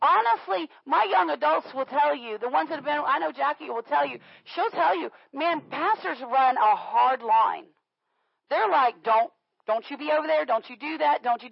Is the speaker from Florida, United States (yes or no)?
yes; Florida, United States; moved away; I grew up in Florida